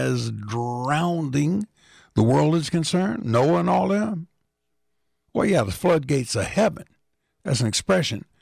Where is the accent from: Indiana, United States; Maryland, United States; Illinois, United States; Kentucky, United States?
Indiana, United States; Indianapolis; Coming out of the Westside Baptist Church in Indianapolis, Indiana, my hometown